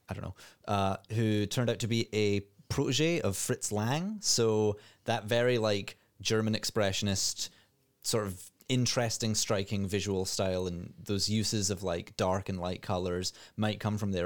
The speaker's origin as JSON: {"language": "English", "region": "Scotland", "country": "United Kingdom", "said": "as a Scottish person"}